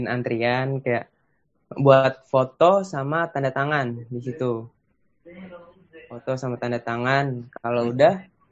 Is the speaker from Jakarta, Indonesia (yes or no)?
yes; Jakarta, Indonesia; kenapa gue bisa gue orang Jakarta kenapa gue bisa dibikin di Bekasi